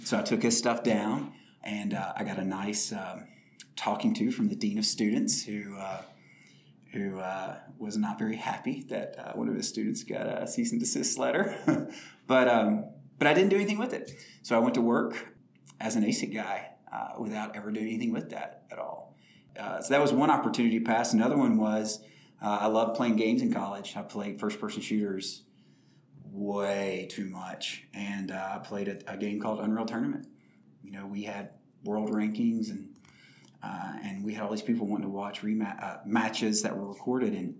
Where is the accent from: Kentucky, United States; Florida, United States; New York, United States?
Kentucky, United States; Glasgow; now in Nashville, United States; I grew up in rural Kentucky, a town called Glasgow, Kentucky